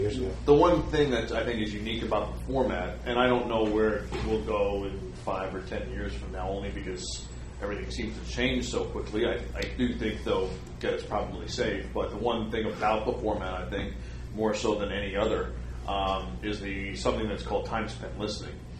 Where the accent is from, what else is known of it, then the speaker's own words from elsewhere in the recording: New York City, New York, United States; I was a New York kid. I was born and raised in Brooklyn